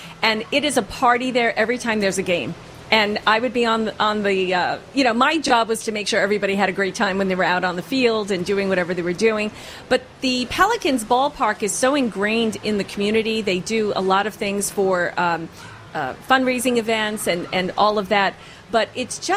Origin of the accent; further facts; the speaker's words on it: Long Island, New York, United States; now in Myrtle Beach, United States; I'm from Long Island